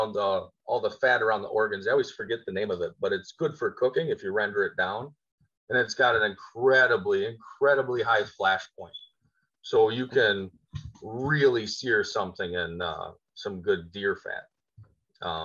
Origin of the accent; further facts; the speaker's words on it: Little Valley, New York, United States; I'm from Little Valley, New York, out in the country. I live in my Amish cabin